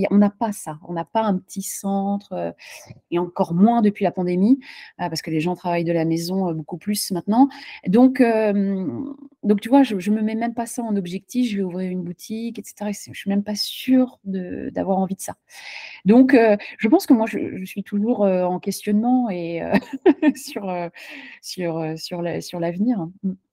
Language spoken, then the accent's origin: French; France; now in Charlotte, United States; en tant que Française